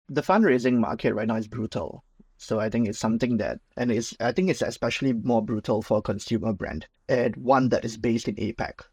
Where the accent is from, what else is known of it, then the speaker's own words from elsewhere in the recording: Singapore; I'm Singaporean, born and bred